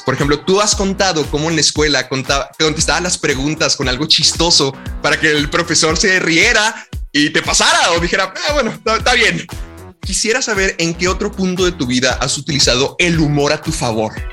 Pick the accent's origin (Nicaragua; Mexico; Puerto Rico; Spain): Mexico; nuestra cultura como mexicanos